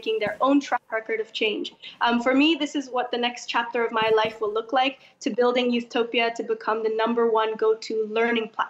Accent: Indonesia; I'm from Indonesia

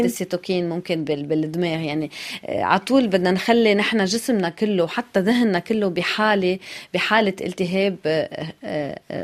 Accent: Lebanon

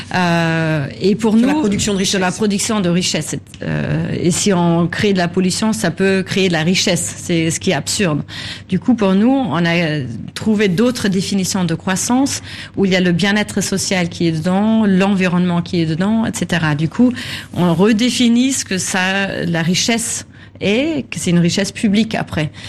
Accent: Germany; chez nous en Allemagne

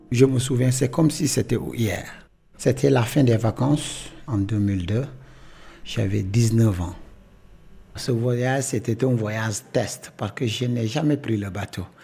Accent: Casamance, Senegal; je suis euh, de la Casamance

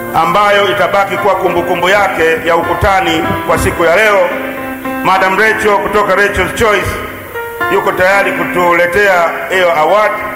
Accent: Kichaka Mkwaju, Kwale County, Kenya; Nimezaliwa hapa hapa Kichaka Mkwaju. Wazazi wangu ni wa hapa hapa Kichaka Nkwaju

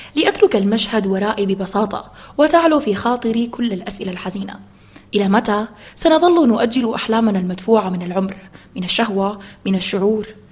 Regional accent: Khartoum, Sudan; انا من الخرطوم

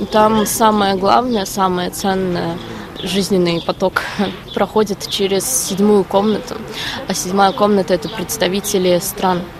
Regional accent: Moscow, Russia; moved away as an adult; now in Warsaw, Poland; я из Москвы. Я приехала сюда в середине марта через э, Армению и Грузию.

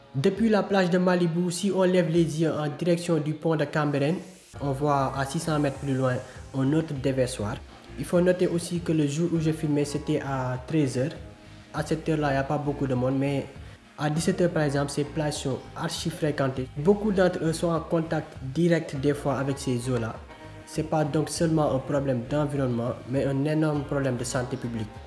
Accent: Senegal; also born or lived in Keur Massar, Dakar; je suis sénégalais, je vis dans la région de Dakar à Kermassar

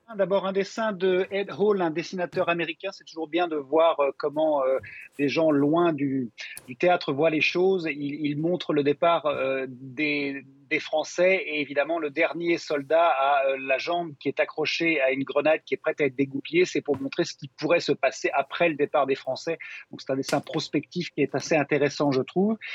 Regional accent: Belgium; Chez nous, en Belgique

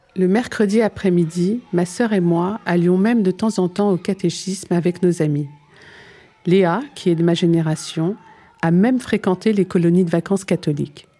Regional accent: France; also born or lived in Algeria; me voilà donc de retour en France, plus française que jamais

